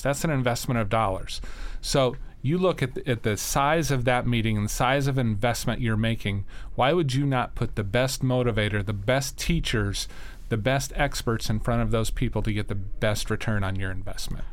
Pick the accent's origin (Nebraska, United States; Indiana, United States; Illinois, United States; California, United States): Nebraska, United States; Sandhills of; I grew up in Nebraska. Um, in in the sandhills of Nebraska